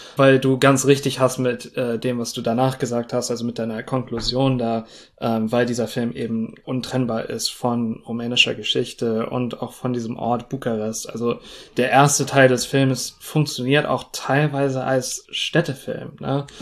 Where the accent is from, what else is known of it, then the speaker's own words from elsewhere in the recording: United States; also born or lived in Russia; sowohl als Amerikaner, als jemand, der in Russland gelebt hat